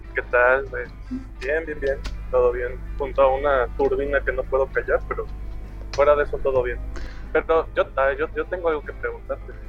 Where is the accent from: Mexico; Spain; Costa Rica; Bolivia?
Mexico; Mexico City; De lo que antes se llamaba el Distrito Federal. Ahora la CDMX, la Ciudad de México, la capital.